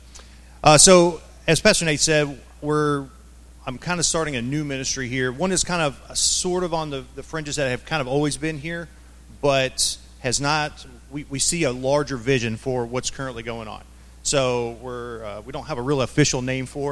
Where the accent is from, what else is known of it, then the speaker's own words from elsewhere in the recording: Arkansas, United States; moved away; So I grew up in the South. I grew up in Arkansas.